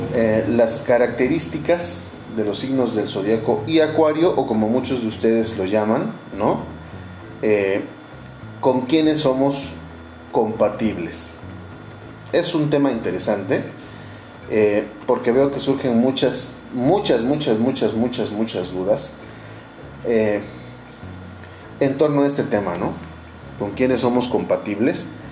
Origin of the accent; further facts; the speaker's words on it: Orizaba, Veracruz, Mexico; mi ciudad natal y en mi país natal, México. Yo les eh, saludo desde Orizaba, Veracruz